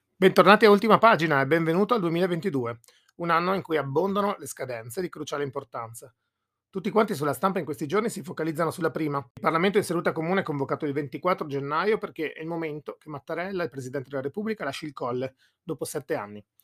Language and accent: Italian; Monfalcone, Friuli-Venezia Giulia, Italy; dalle nostre parti monfalconesi